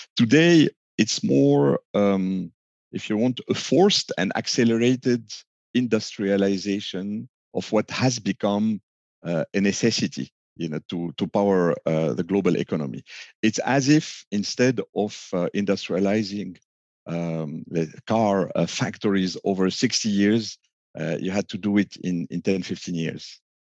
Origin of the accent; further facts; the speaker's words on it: Lebanon; moved away; also born or lived in France / United States; I was born in a very small country, uh, doomed with civil war and uh, more and economic crashes and the like. I'm from Lebanon